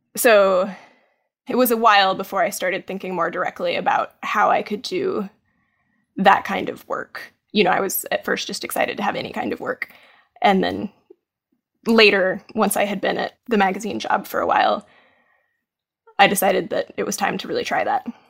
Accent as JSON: {"language": "English", "town": "Maryville", "region": "Tennessee", "country": "United States", "tie": "born or raised there", "moved": "yes", "said": "when I was growing up in Tennessee"}